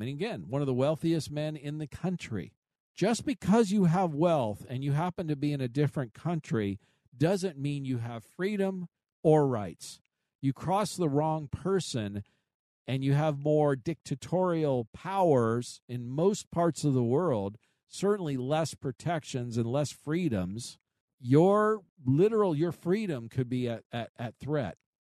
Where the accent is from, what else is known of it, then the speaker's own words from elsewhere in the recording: United States; I was born here. I'm a, I'm, I'm an American